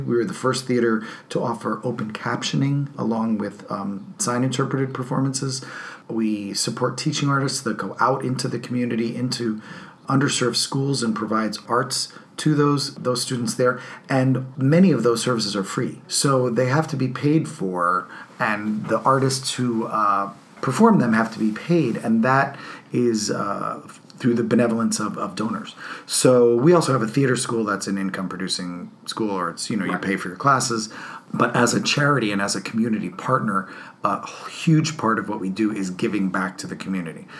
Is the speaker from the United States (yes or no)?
yes; New Jersey, United States; moved away; I grew up in New Jersey